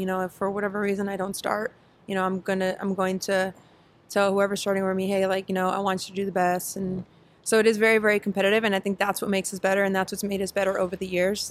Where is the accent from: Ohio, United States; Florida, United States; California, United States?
California, United States; Santa Ana; I grew up in in Orange County in Santa Ana